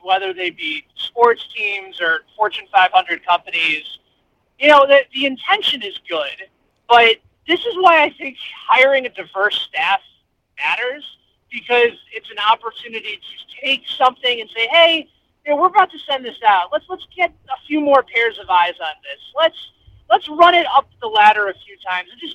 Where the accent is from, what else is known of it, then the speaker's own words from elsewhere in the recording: Chicago, Illinois, United States; now in Kansas City, United States; I'm from Chicago, and I went to games as a kid at Wrigley Field